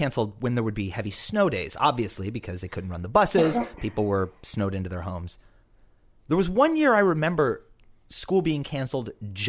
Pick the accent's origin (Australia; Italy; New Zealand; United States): United States; Iowa; now in New York City, United States; I grew up in Iowa.